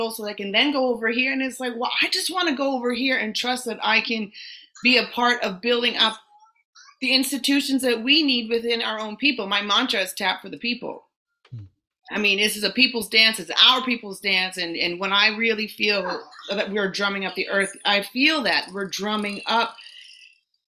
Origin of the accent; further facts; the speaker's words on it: Western Canada, Canada; now in New York, United States; I grew up in Western Canada